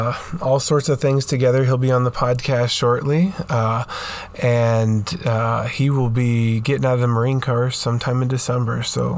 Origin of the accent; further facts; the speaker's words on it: Romania; moved away; I do have quite a bit of memories growing up in Romania.